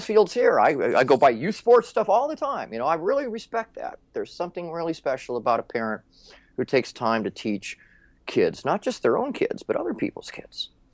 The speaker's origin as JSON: {"language": "English", "region": "Minnesota", "country": "United States", "tie": "born or raised there", "said": "I grew up in Minnesota"}